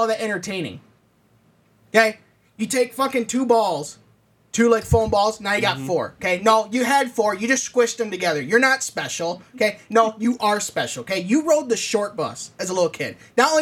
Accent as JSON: {"language": "English", "region": "Michigan", "country": "United States", "said": "We're Michigan. We're from Michigan."}